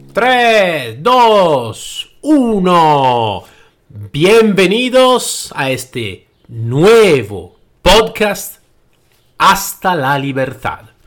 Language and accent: Spanish; Italy; Spanish is a second language; moved away as an adult; now in Spain; Yo soy nacido en Italia. Y como podéis escuchar bien al mi acento, no soy nacido en España y no hablo eh, el, el, madre idioma del, del, castellano.